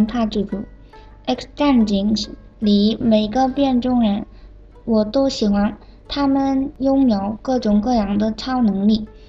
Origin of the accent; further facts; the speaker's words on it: South Korea; Chinese is a second language; 我是来自韩国的